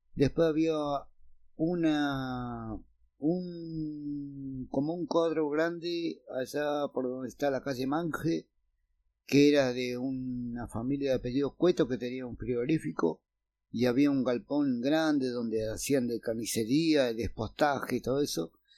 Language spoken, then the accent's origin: Spanish; San Carlos de Bariloche, Río Negro, Argentina; yo nací en el barrio La Cumbre